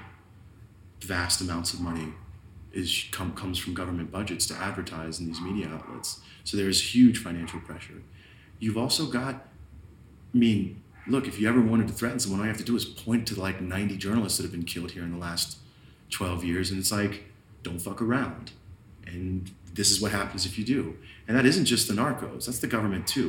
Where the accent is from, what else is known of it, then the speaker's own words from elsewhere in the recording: United States; now in Mexico; I'm an American journalist